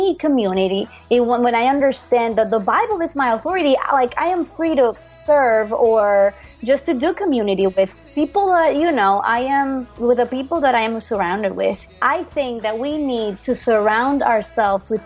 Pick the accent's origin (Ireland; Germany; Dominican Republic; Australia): Dominican Republic; English is a second language; moved away as an adult; now in Wake Forest, United States; I am from the Dominican Republic.